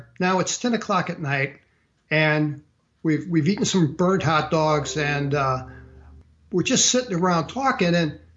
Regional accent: St. Louis, Missouri, United States; moved away as an adult; I grew up in St. Louis, Missouri

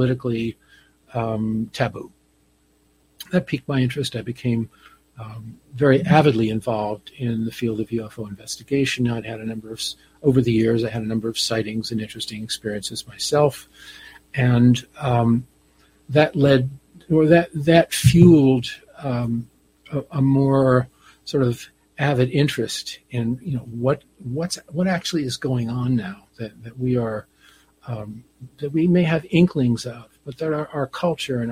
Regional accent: New Jersey, United States; I grew up on the East Coast in New Jersey

